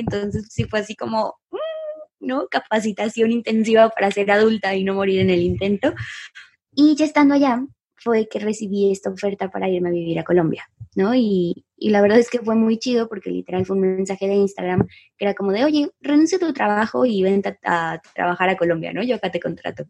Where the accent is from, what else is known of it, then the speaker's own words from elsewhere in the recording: Guadalajara, Jalisco, Mexico; moved away as an adult; also born or lived in San Pancho, Nayarit; yo nací en Guadalajara y pues aquí, nacida y crecida